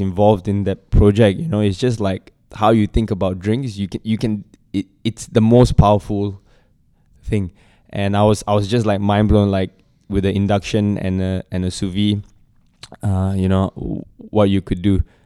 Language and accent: English; Singapore; as a Singaporean